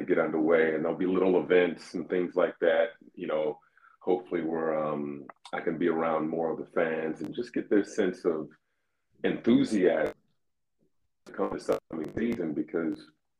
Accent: Indianapolis, Indiana, United States; also born or lived in Brooklyn; now in Minneapolis, United States; I grew up in Indianapolis

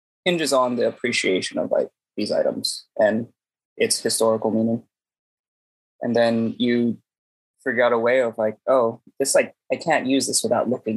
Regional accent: San Francisco, California, United States; I'm from San Francisco

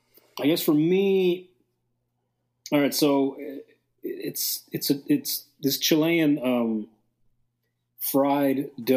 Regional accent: North Bay Village, Florida, United States; I grew up in North Bay Village.

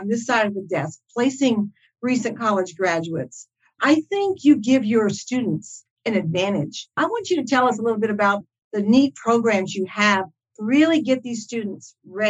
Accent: Michigan, United States; she's a person from my hometown of Michigan

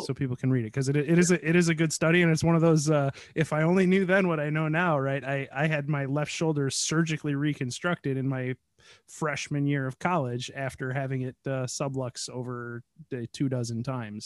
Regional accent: United States; I'm American

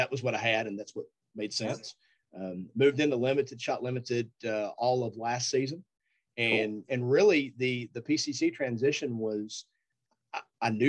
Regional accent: Eastern Tennessee, United States; where I grew up in Eastern Tennessee

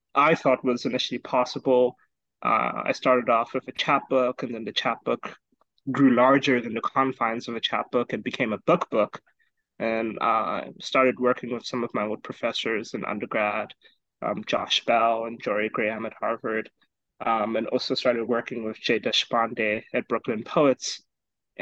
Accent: Botswana; now in United States; I'm originally from Botswana

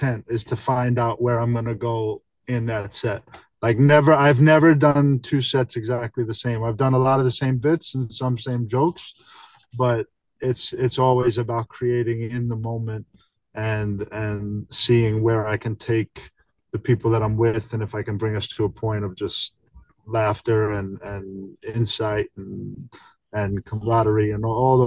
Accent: New York City, New York, United States; I am absolutely from New York originally. Born and raised in New York.

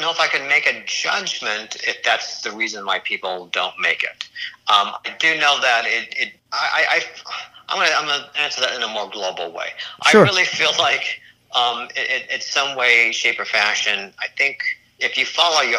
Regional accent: Colorado, United States; accent: slight Midwestern; also born or lived in Philadelphia / Los Angeles; born and raised in Colorado

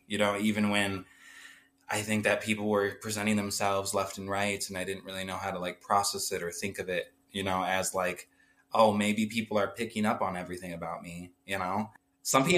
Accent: Humboldt, Iowa, United States; moved away as an adult; now in South Dakota, United States; I basically grew up in this small town in Iowa, Humble

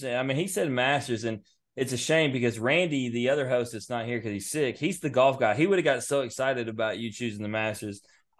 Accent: Memphis, Tennessee, United States; So we're from Memphis.

